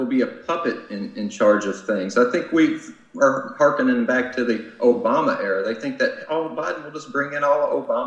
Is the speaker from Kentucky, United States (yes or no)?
yes; Kentucky, United States; I come from Kentucky.